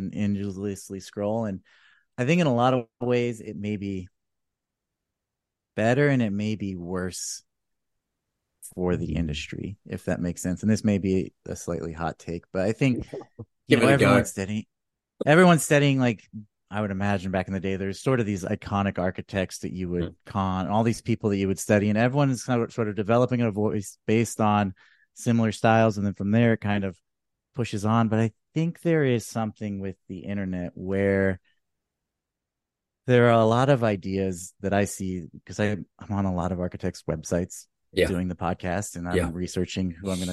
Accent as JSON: {"language": "English", "region": "California", "country": "United States", "lives_now": "Austin, United States", "said": "I mean, admittedly, I'm a transplant from California, which is not what people like to hear here."}